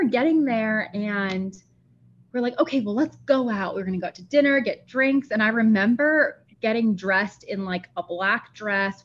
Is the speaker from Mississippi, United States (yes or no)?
no; Sarasota, Florida, United States; now in St. Petersburg, United States; I grew up in Sarasota